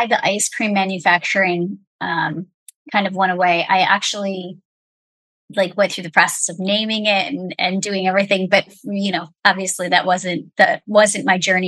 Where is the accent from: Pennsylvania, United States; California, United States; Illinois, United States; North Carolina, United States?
Illinois, United States; Chicago; I grew up in the west suburbs of Chicago.